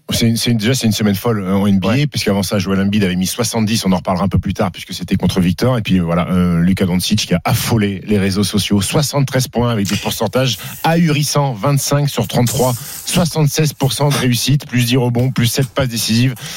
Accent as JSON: {"language": "French", "country": "France", "said": "en tant que Français"}